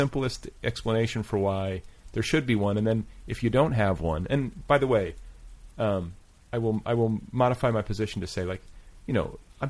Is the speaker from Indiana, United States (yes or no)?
yes; Indiana, United States; now in Los Angeles, United States; cause I'm from Indiana.